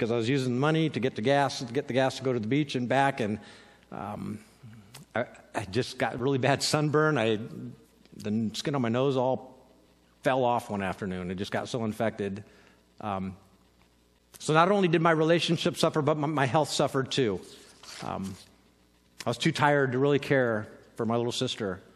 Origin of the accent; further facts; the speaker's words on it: California, United States; I'm from California